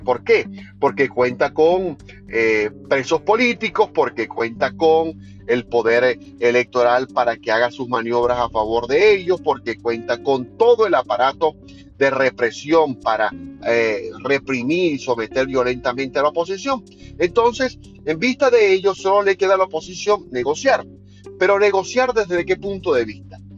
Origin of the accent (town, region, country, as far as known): Venezuela